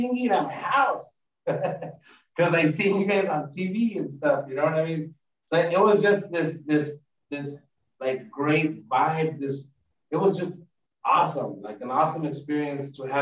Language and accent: English; East Los Angeles, California, United States; We were raised in East